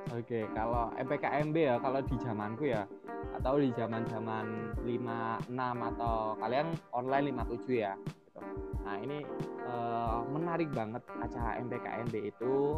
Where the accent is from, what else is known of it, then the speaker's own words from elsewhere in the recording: Gresik, East Java, Indonesia; Asal dari SMA Muhammadiyah 1 Gresik, absolutely dari Gresik